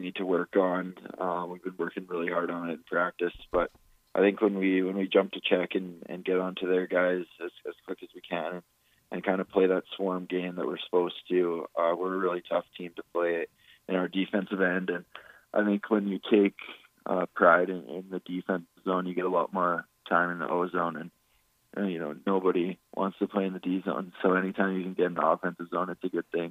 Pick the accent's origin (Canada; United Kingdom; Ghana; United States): Canada; Estevan, Saskatchewan; moved away; people from a town of around 10,000